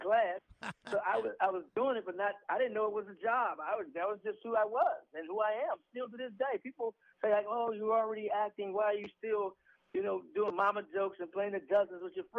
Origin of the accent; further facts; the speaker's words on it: St. Louis, Missouri, United States; moved away; I'm from St. Louis, which is Missouri.